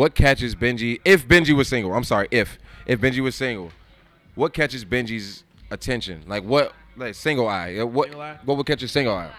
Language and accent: English; Maryland, United States; now in Pittsburgh, United States; I'm from Maryland. I'm from Maryland.